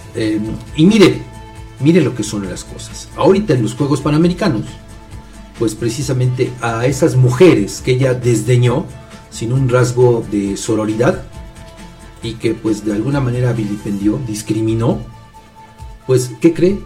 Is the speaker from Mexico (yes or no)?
yes; Mexico; como mexicanos